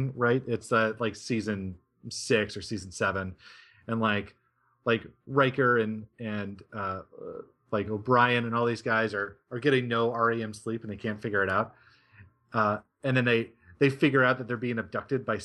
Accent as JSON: {"language": "English", "town": "Reno", "region": "Nevada", "country": "United States", "tie": "born or raised there", "also_born_or_lived": "Arizona", "moved": "yes", "said": "I grew up in Reno and in the Tahoe Mountains"}